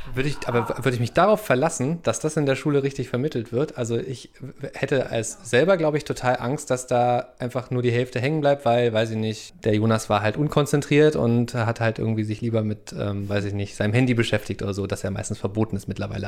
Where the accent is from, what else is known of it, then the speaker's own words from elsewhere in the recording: eastern Germany, Germany; ich bin ja im Osten Deutschlands groß geworden